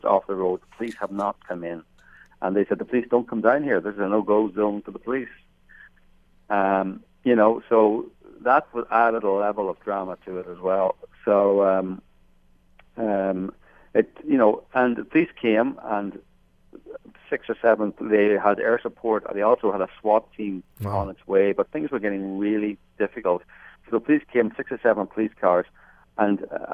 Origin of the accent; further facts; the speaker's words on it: outside Belfast, Northern Ireland, United Kingdom; moved away; I grew up outside Belfast. I worked there for 10 years during the Troubles.